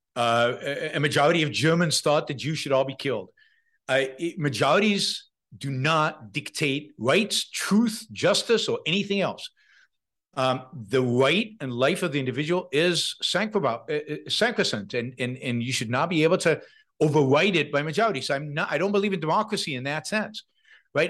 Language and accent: English; Israel; moved away; I, I come from Israel, tiny little country. It has a draft.